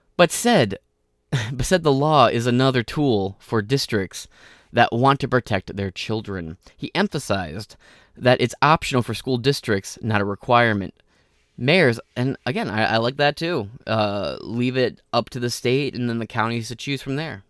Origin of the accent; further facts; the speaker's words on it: Michigan, United States; Michigan, right, my home state